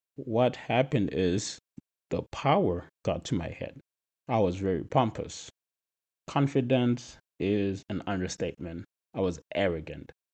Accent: Zimbabwe; moved away as an adult; now in United States; I'm from Zimbabwe, which is a country in Southern Africa

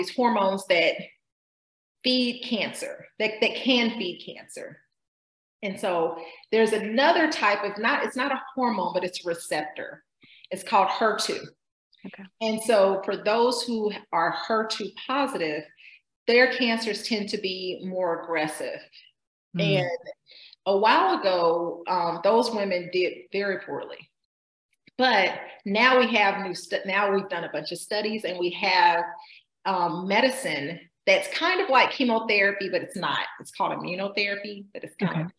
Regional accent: Georgia, United States; I grew up in Georgia

